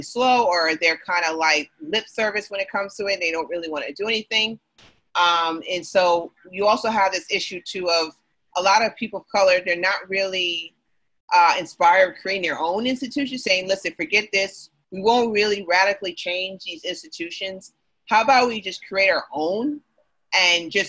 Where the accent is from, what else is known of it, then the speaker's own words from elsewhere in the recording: New York, United States; As a New Yorker